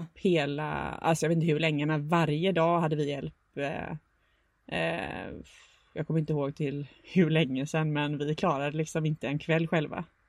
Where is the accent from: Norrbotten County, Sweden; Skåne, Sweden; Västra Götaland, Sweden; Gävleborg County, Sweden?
Västra Götaland, Sweden; Gothenburg; bor i Göteborg där jag kommer ifrån.